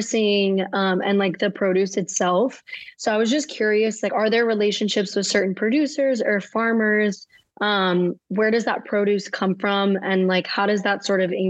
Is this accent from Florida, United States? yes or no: yes; Miami, Florida, United States; moved away; I'm originally from Miami